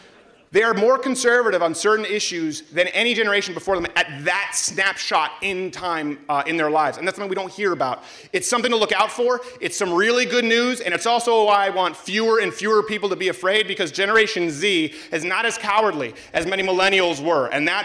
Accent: Canada; everyone else booing because I'm still Canadian.

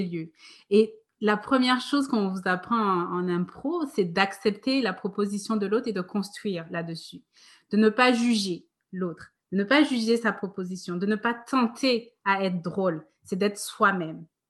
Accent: Guadeloupe; moved away as an adult; also born or lived in France; quand j'étais petite, j'habitais donc en Guadeloupe

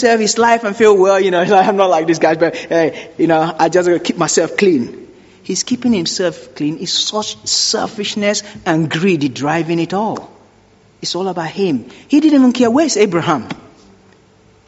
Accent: Nigeria; I grew up in Nigeria, and sometimes we use candle because there's no electricity

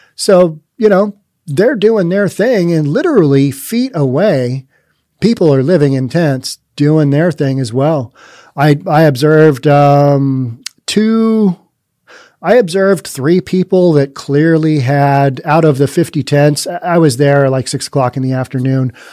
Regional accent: Bellevue, Washington, United States; I'm very biased towards Bellevue. It's my hometown

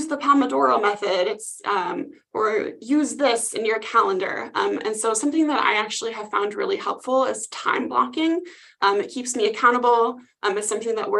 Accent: Midwest, United States; accent: Midwest; now in Phoenix, United States; I just got back from visiting the Midwest and I can really tell that my accent is coming back out.

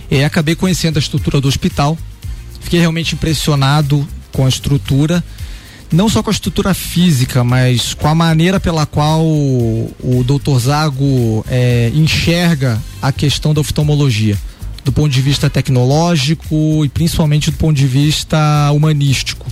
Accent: Rio de Janeiro, Brazil; moved away as an adult; also born or lived in Curitiba, Brazil; now in Lages, Brazil; eu sou um carioca, natural do Rio de Janeiro, radicado agora aqui em Lages

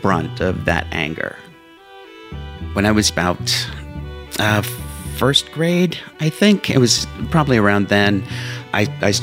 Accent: Whitehall, Pennsylvania, United States; also born or lived in Allentown, Pennsylvania; we moved to Whitehall, Pennsylvania.

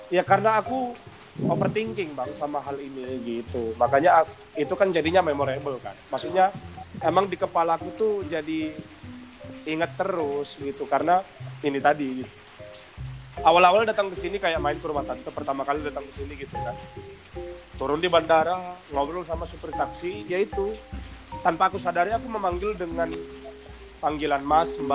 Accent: Medan, North Sumatra, Indonesia; karena aku ngerasa dulu yang selama aku bertemu lahir dan berkembang di Sumatera itu maksudnya di Medan isinya kan kepahitan semua

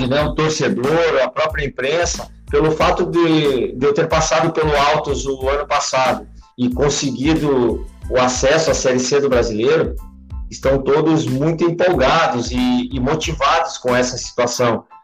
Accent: Curitiba, Paraná, Brazil; also born or lived in Caxias do Sul, Rio Grande do Sul; com quatro anos de idade, eu, meus pais mudaram para Curitiba, capital do Paraná. E eu moro em Curitiba desde os quatro anos de idade, mas os meus parentes são todos de Caxias, de Flores da Cunha, de Nova Pádua

